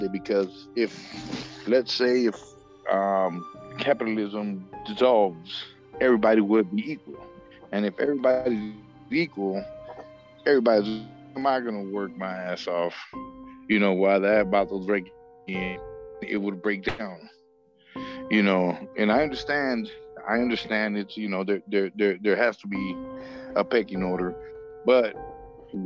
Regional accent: Los Angeles, California, United States; I'm South Central Los Angeles. I grew up, you know, right there in the middle

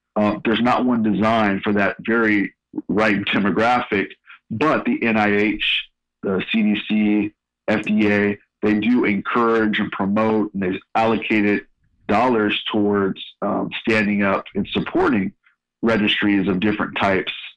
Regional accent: San Francisco Bay Area, California, United States; moved away as an adult; also born or lived in Sacramento; now in Louisville, United States; I, am a Northern California native, born and raised in the San Francisco Bay Area, and been in Louisville for five years.

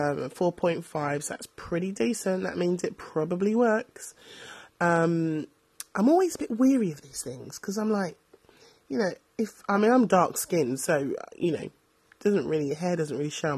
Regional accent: London, United Kingdom; because I'm from London

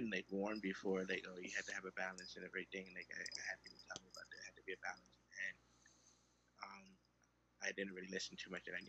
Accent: Brooklyn, New York, United States; Oh, I'm from Brooklyn.

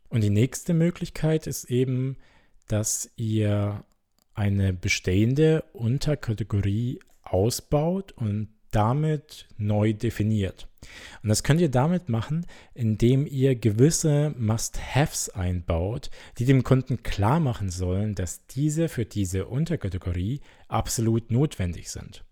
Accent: Germany; Bei uns in Deutschland

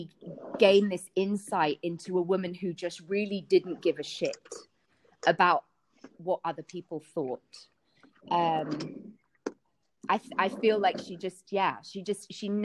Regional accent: London, United Kingdom; which my friends and I drank standardly with Coca-Cola in London, growing up in London

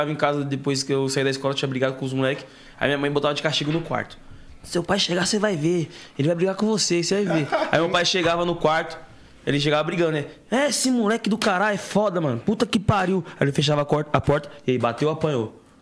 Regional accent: Bahia, Brazil; Meu pai é baiano, eu sou baiano também.

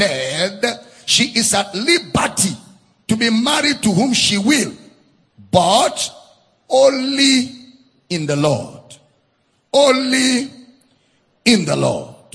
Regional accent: Nigeria; I was born in Nigeria. I grew up in Nigeria

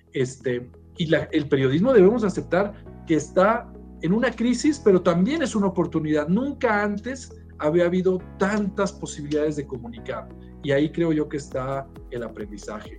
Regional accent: Torreón, Coahuila, Mexico; moved away as an adult; now in Mexico City, Mexico; soy de una eh, ciudad, ahí fue donde crecí, llamada Torreón

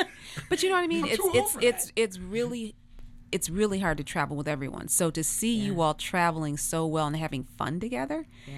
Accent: Michigan, United States; I'm from Michigan.

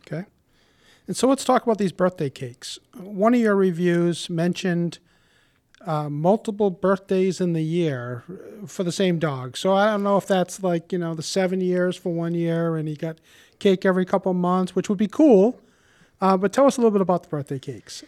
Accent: Warwick, Rhode Island, United States; born or raised there

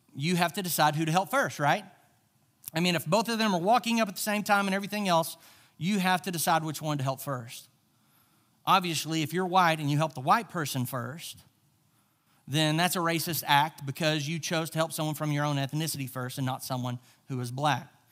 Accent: Charleston, Arkansas, United States; I grew up in the South. I grew up, uh, in Charleston, Arkansas

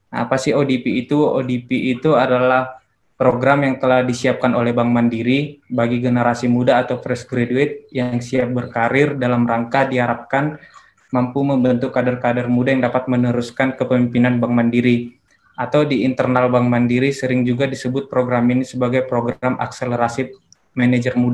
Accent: Balige, North Sumatra, Indonesia; Saya besar dan lahir dan besar di Bali G, SD sampai SMA saya tamatkan dari G juga, saya dari SMA Negeri 2 Bali G

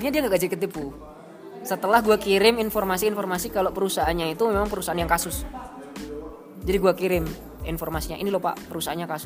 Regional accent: Surakarta, Central Java, Indonesia; si Alif asli Bekasi, saya asli Solo.

